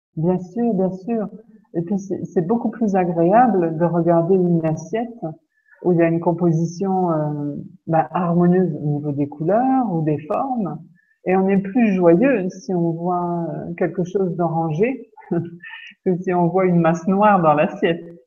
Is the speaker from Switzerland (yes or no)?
no; Lorraine, Grand Est, France; chez nous, en Lorraine